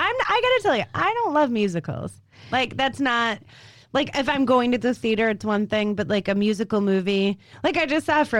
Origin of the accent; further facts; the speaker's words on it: Chicago, Illinois, United States; the street I grew up on. Okay. In Chicago, it was Dauphine Chicago. Avenue.